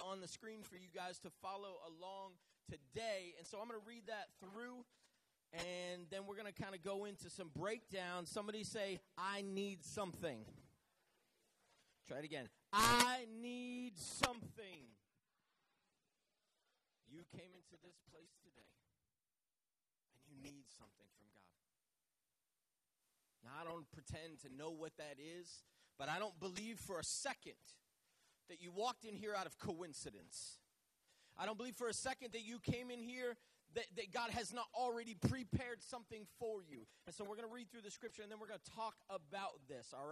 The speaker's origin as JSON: {"language": "English", "town": "Manchester", "region": "New Hampshire", "country": "United States", "tie": "born or raised there", "also_born_or_lived": "Southern United States", "moved": "as an adult", "said": "I grew up in Manchester, New Hampshire, but I live down south."}